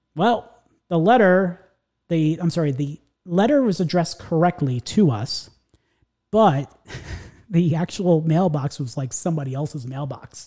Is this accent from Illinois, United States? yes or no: no; New York, United States; now in Central Florida, United States; So I grew up, uh, in the New York area